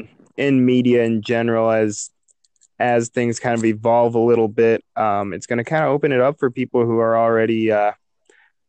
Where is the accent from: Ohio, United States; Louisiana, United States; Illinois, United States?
Illinois, United States; I grew up in Illinois